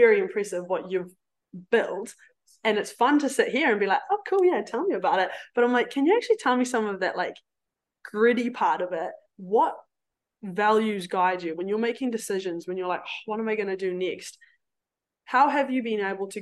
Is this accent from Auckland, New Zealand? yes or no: no; Cambridge, Waikato, New Zealand; moved away; I'll go back to Waikato because I'm from Cambridge